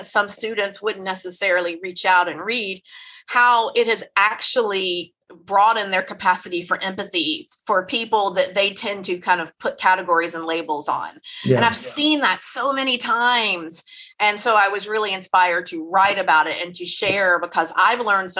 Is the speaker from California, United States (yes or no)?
no; Memphis, Tennessee, United States; I am from Memphis